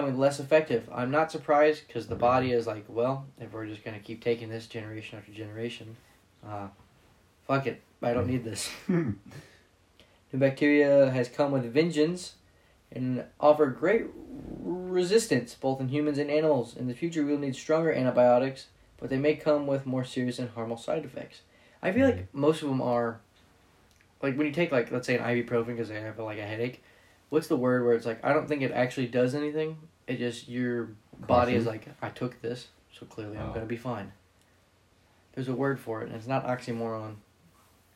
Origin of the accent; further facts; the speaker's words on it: United States; I'm an American